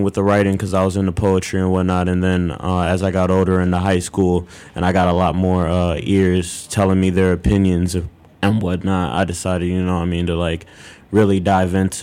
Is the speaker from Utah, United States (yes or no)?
no; West Covina, California, United States; now in Aurora, United States; from West Covina, California, but I reside in Aurora, Illinois at the moment